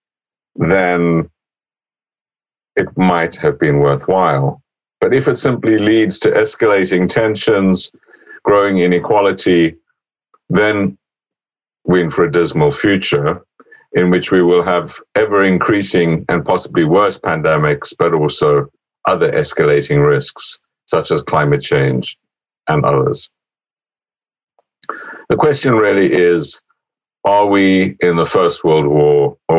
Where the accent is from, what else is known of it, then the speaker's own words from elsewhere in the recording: Oxford, South East England, United Kingdom; Oxford, my hometown